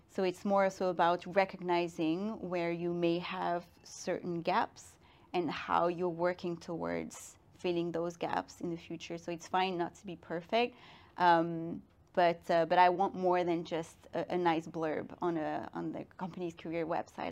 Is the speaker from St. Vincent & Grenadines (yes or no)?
no; Brussels, Brussels-Capital Region, Belgium; moved away as an adult; also born or lived in Madrid / Shanghai / London; now in Paris, France; I grew up in Brussels. I'm half Belgian, half Guinean.